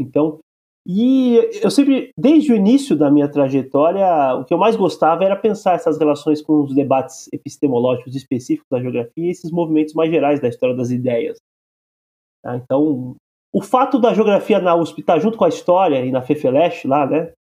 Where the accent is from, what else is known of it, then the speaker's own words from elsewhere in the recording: Brazil; nós que somos brasileiros